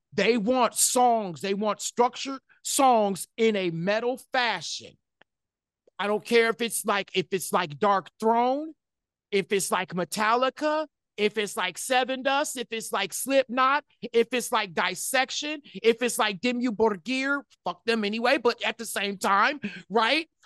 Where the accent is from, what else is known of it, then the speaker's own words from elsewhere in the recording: Detroit, Michigan, United States; I grew up in Detroit, Michigan